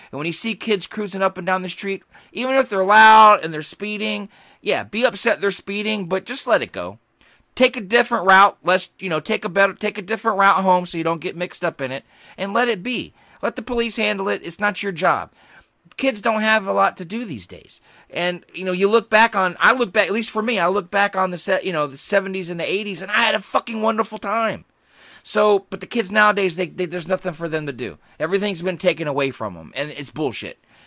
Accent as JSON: {"language": "English", "region": "Georgia", "country": "United States", "tie": "born or raised there", "said": "I grew up in Georgia. We had big yards"}